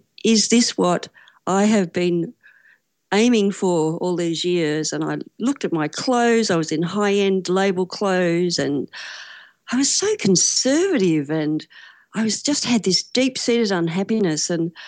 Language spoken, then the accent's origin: English; Australia; I'm from Australia, currently in Melbourne